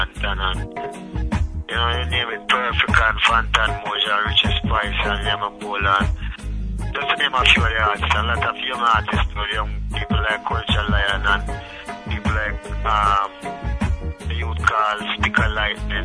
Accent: Rocky Point, Clarendon, Jamaica; I'm from Rocky Point in Clarendon, and you know, it's in the country like about 50 or 60 miles out of Kingston.

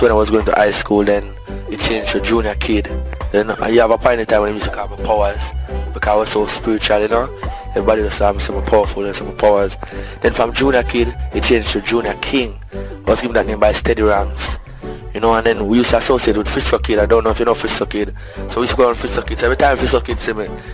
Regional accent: Clarendon, Jamaica; also born or lived in Kingston, Jamaica; So they moved to Clarendon when I was about age 5. You know what I mean? So I lived there from about 5 until the age of 12. I grew up like a country boy

